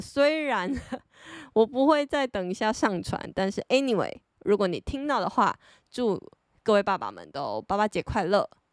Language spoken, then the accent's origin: Chinese; Taiwan; 身为台湾人